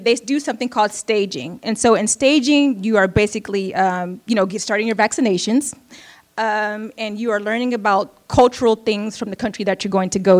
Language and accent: English; United States; also born or lived in Oakland, California